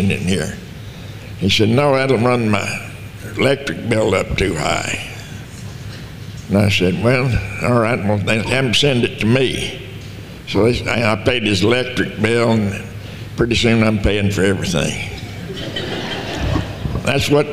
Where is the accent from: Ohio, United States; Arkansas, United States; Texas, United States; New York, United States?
Texas, United States; Lamesa; Born in Dawson County, Texas, and right outside La Mesa. And I grew up there in La Mesa.